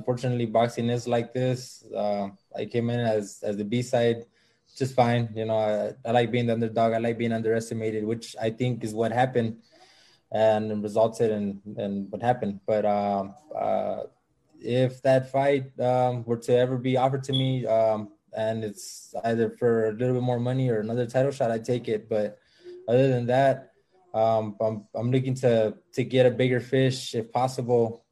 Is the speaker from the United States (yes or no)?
yes; Los Angeles, California, United States; I grew up here in South Central